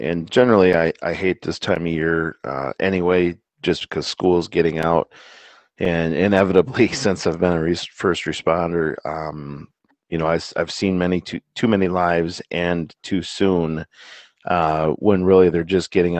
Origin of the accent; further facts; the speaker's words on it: United States; as an American